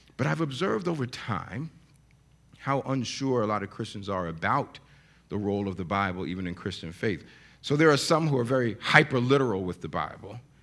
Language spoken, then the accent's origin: English; New York, United States; we grew up in New York